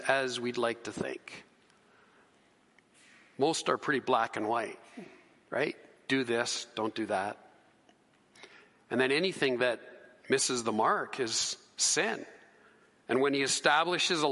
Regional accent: Canada; we're Canadian. We're Canadian citizens

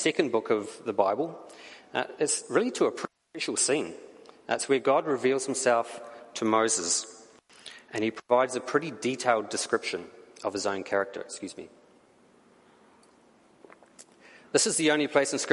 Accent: New Zealand; accent: New Zealand; now in Canada; my accent comes from, and the answer is it comes from New Zealand

